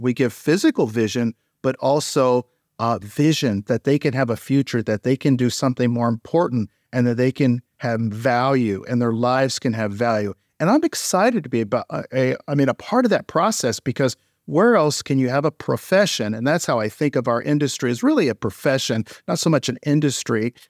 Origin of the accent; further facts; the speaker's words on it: St. Petersburg, Florida, United States; when I was a child, I grew up in Saint Petersburg, Florida.